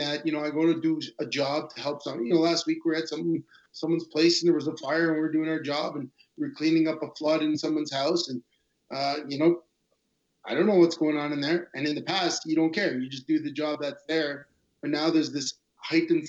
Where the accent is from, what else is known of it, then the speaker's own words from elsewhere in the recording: Montreal, Quebec, Canada; I grew up in Montreal and grew up in the time of referendum.